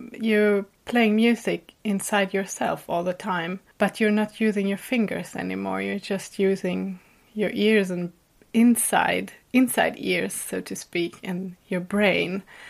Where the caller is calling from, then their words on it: Gotland, Sweden; I'm calling from the island Gotland, which is in the Baltic Sea, outside the east coast of Sweden.